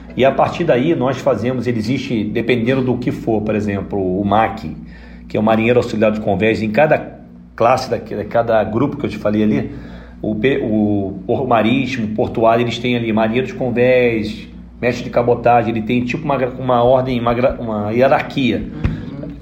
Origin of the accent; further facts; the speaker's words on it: Rio de Janeiro, Brazil; moved away as an adult; now in Paranaguá, Brazil; eu sou carioca mesmo assim